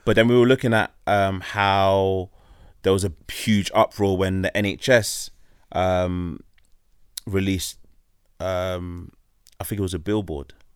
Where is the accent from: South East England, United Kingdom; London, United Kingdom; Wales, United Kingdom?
London, United Kingdom; we're from London